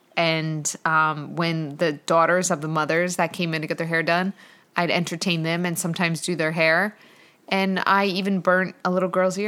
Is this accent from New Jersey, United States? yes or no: yes; Blairstown, New Jersey, United States; I'm actually from the country and I had cows in my backyard. We had acres and acres of land that I grew up on